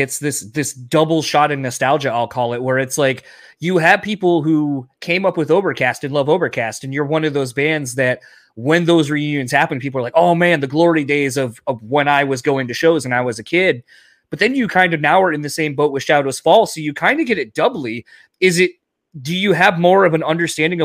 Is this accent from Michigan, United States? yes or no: yes; Michigan, United States; we're from Michigan.